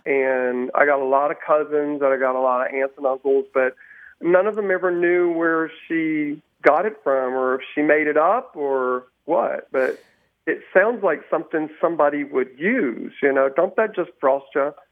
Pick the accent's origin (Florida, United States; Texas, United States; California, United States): Texas, United States; Dallas; I'm from Dallas, Texas